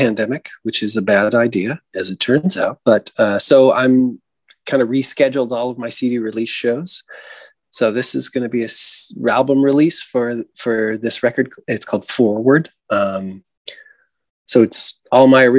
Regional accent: Seattle, Washington, United States; also born or lived in Idaho; I grew up in Seattle

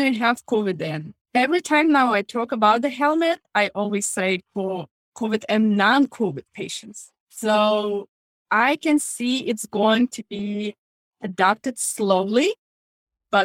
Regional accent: Lithuania; moved away as an adult; now in United States; I came from Lithuania and I worked as a nurse in Lithuania before coming to the United States.

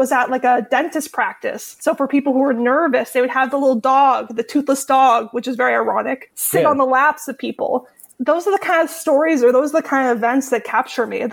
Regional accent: Marin, California, United States; I grew up here in Marin and went away for college and came back.

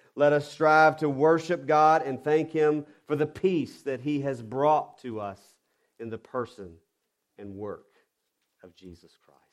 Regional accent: the South, United States; I'm I'm from the South and I'm a redneck at heart and I have to watch my enunciation. So I'm probably saying wander instead of wonder

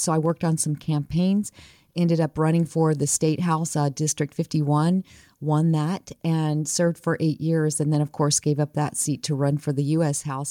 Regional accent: New Mexico, United States; I grew up, born and raised in New Mexico

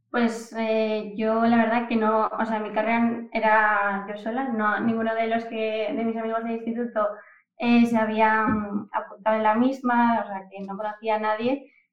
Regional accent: Oviedo, Asturias, Spain; also born or lived in Camuño, Salas, Asturias; soy de Oviedo y, bueno, toda mi infancia he estado un poco entre Oviedo y Camuño que es mi pueblo que está en el Concejo de Salas, ahí en Asturias también

